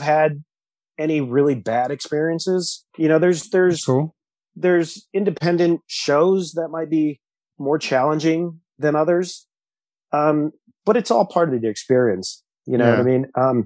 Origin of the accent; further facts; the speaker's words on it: California, United States; accent: California style; moved away as an adult; also born or lived in Albuquerque, New Mexico; now in Texas, United States; I live in Texas now, but I lived in California most of my life.